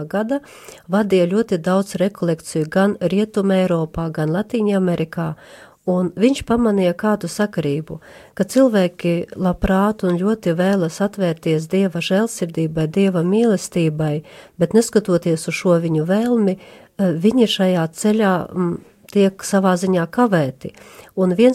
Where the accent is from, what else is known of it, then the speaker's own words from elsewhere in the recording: Ludza, Latgale, Latvia; esmu Euharistiskā Jēzus kongregācijas māsa …, nāku no Latgales no Ludzas